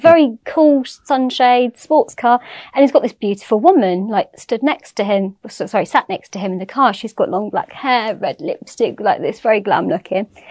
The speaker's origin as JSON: {"language": "English", "town": "Swindon", "region": "South West England", "country": "United Kingdom", "tie": "born or raised there", "said": "I was born in Swindon"}